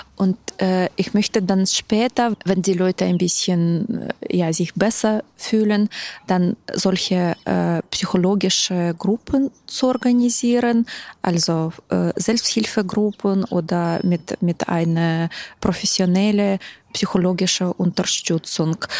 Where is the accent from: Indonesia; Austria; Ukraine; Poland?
Ukraine; German is a second language; now in Berlin, Germany; aber bin ursprünglich selbst aus der Ukraine